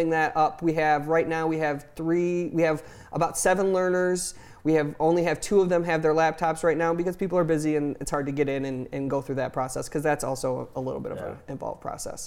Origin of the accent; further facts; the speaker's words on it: Jackson, Michigan, United States; I grew up here